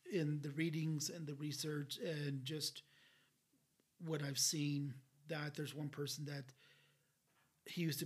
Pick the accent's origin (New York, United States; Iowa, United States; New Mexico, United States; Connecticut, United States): New Mexico, United States; Laguna; I have my little card that says I'm from Laguna